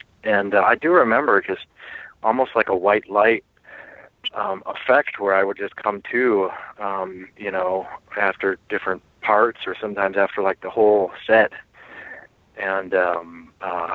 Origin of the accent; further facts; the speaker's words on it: Midwest, United States; the type of people I grew up around in Midwest, you know, America